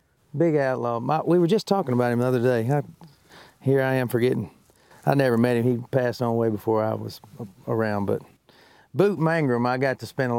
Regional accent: Mississippi, United States; moved away as an adult; now in Nashville, United States; I mean, from Vade, Mississippi, I was doing pretty well for myself.

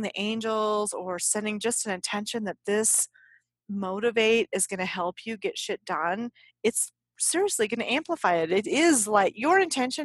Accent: United States; we are American

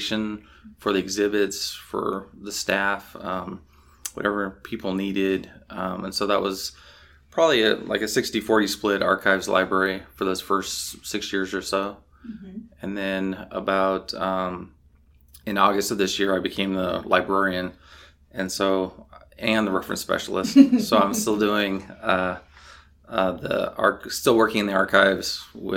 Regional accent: Alaska, United States; I grew up in Alaska.

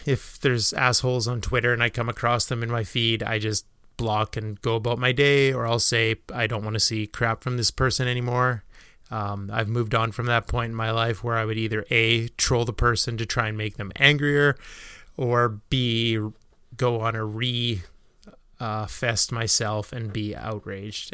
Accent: Canada; being Canadian

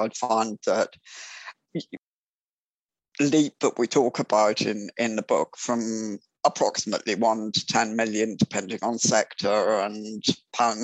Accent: England, United Kingdom; I am an entrepreneur from England

